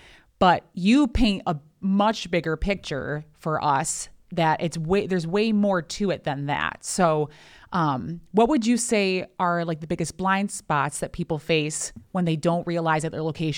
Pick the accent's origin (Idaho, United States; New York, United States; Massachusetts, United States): New York, United States; Niagara County; also born or lived in Buffalo; my story is that I grew up in Niagara County. Like when people ask me, where are you from? I say, well, I'm originally from Niagara County. But as an adult, I grew up in Buffalo.